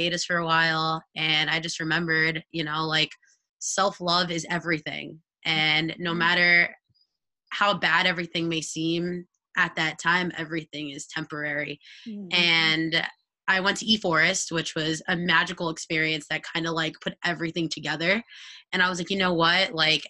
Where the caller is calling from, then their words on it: Westchester, New York, United States; I am tuning in from Westchester, New York.